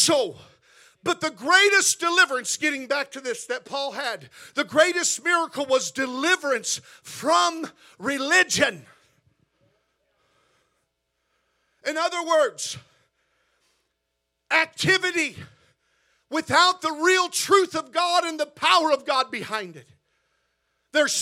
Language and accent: English; Missouri, United States; now in La Habra, United States; I'm not from Texas, I'm from Missouri